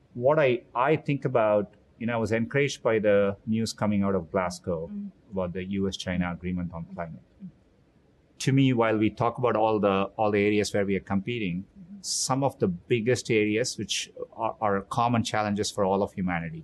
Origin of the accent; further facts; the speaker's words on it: Chennai, Tamil Nadu, India; moved away as an adult; also born or lived in Mountain View, California; now in United States; I grew up in Chennai, India